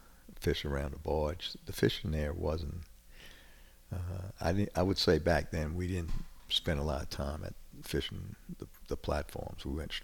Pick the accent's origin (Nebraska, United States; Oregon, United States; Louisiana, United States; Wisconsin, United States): Louisiana, United States; New Orleans; now in North Shore, Louisiana, United States; I grew up in New Orleans.